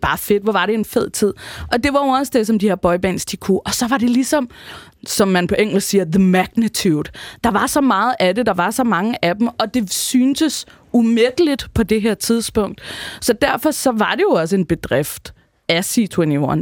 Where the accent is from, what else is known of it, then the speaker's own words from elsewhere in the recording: Rønne, Capital Region of Denmark, Denmark; Rønne på Bornholm, hvor jeg er fra